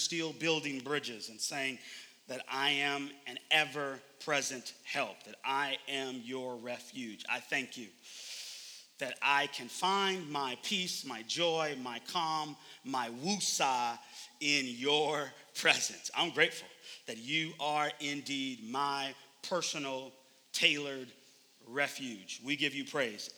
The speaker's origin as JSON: {"language": "English", "town": "Oakland", "region": "California", "country": "United States", "moved": "yes", "said": "I am originally from Oakland, California."}